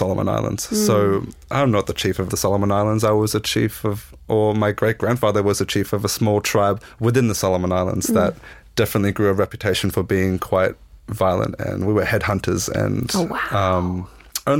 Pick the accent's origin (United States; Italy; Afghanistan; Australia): Australia; near Byron Bay and Nimbin, northern New South Wales; I was brought up in a little small hippie town in northern New South Wales, kind of close to that Byron Bay, Nimbin region